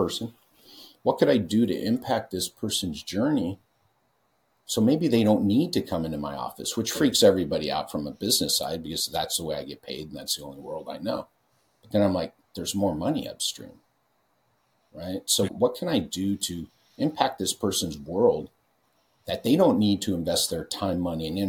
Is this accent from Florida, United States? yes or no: no; California, United States; I'm from California.